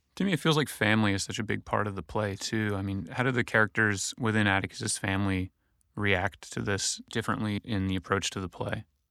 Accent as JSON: {"language": "English", "region": "Michigan", "country": "United States", "tie": "born or raised there", "said": "my time in Michigan as a young boy"}